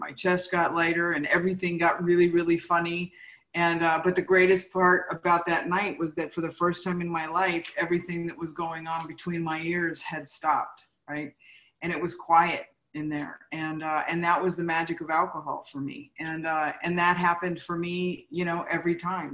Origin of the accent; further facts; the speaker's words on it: San Fernando Valley, California, United States; I grew up in the San Fernando Valley